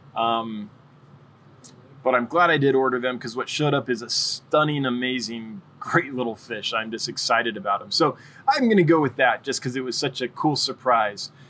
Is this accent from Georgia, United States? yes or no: no; Los Angeles, California, United States; now in Wyoming, United States; I come from Los Angeles, like in California. I've lived all over California, but most recently Southern California